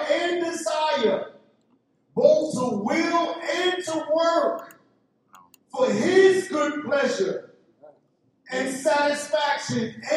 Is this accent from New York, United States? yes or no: yes; New York City, New York, United States; I came from East New York, Brooklyn. That's the ghetto of the United States